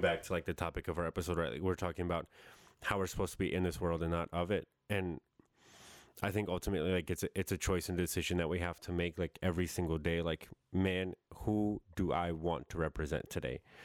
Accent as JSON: {"language": "English", "region": "New York", "country": "United States", "tie": "born or raised there", "moved": "yes", "said": "that's how I grew up in New York"}